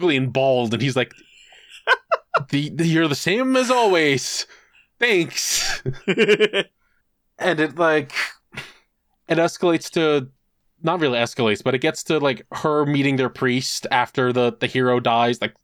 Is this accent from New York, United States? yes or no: yes; New York, United States; as a New Yorker